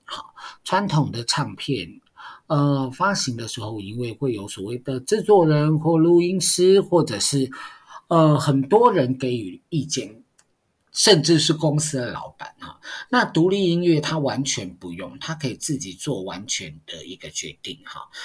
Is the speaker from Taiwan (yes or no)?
yes; Taiwan; first language Mandarin; 很多人其实是不会讲台语的，但是是台湾人，我就是一个很典型的例子啊。我小的时候，我阿公阿嬷跟我们讲台语，我们都用国语去回他。